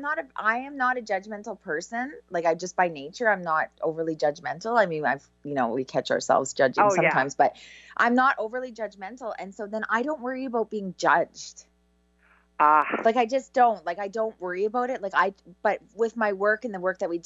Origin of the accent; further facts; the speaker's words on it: Canada; I'm so Canadian